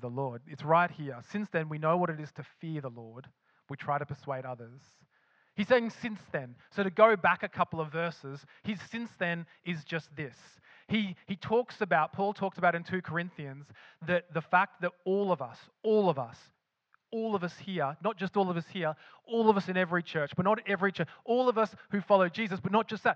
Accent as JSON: {"language": "English", "country": "Australia", "tie": "born or raised there", "accent": "Australian", "moved": "yes", "lives_now": "Scotland", "said": "with my accent, betrays that I lived in Australia"}